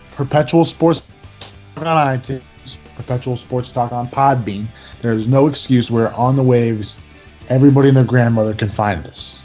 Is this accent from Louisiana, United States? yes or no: yes; Louisiana, United States; moved away; My home state of Louisiana.